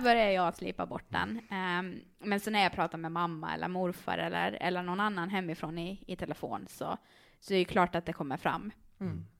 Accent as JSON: {"language": "Swedish", "town": "Karis", "region": "Uusimaa", "country": "Finland", "tie": "born or raised there", "accent": "Finland Swedish", "moved": "as an adult", "lives_now": "Åland, Finland", "said": "jag är ju född och uppvuxen där"}